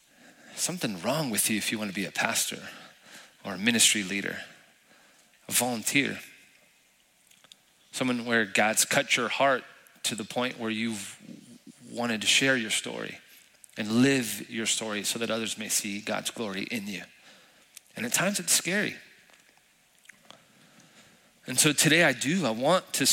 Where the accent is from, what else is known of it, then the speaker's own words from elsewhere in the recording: El Paso, Texas, United States; moved away as an adult; now in San Antonio, United States; I'm from El Paso, born and raised